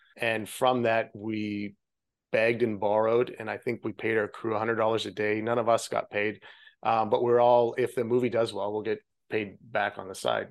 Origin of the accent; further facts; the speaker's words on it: Regina, Saskatchewan, Canada; moved away as an adult; now in Florida, United States; I grew up in Canada. Uh, the province is Saskatchewan, and the city is Regina